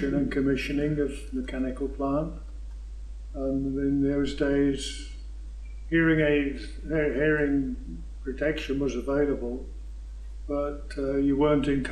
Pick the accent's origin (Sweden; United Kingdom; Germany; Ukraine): United Kingdom; Burton-on-Trent, West Midlands; also born or lived in Fort McMurray, Canada; now in Bolton, Canada; I was born in Burton-on-Trent, Staffordshire, Midlands in England